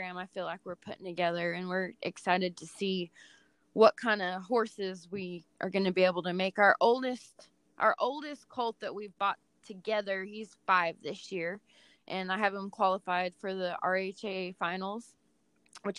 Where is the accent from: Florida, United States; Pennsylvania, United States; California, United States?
California, United States; moved away as an adult; now in Texas, United States; because I was raised in California, and now at this point in my life, I'm almost 38. I've spent about half my life in California, and the second half has been pretty much in Texas